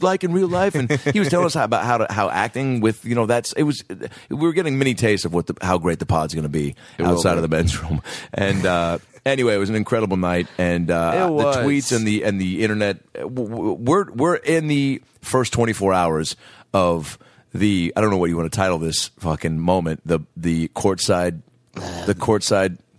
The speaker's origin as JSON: {"language": "English", "town": "Shoreline", "region": "Washington", "country": "United States", "tie": "born or raised there", "said": "I grew up in Shoreline"}